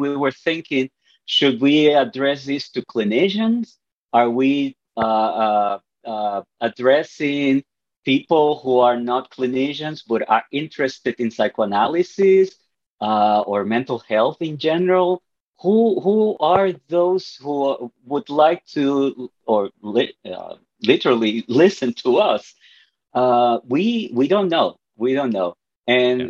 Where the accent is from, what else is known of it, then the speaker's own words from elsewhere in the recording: Puerto Rico; I am from Puerto Rico